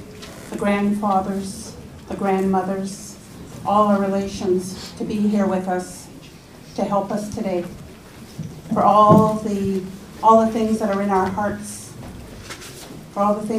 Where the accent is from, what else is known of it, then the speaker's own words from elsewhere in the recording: Kitigan Zibi, Quebec, Canada; I am a proud Anishinaabe woman. … I am Turtle Clan from Kitigan Zibi.